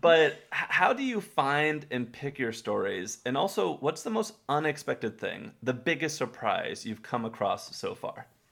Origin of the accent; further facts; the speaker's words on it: Texas, United States; I grew up in Texas, not far from where he grew up.